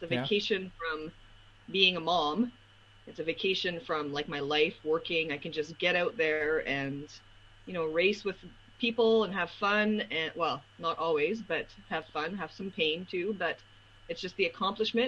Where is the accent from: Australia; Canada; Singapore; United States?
Canada; Montreal, Quebec; now in Winnipeg, Canada; I'm from, born and raised in Montreal. I'm French. And now I live in Winnipeg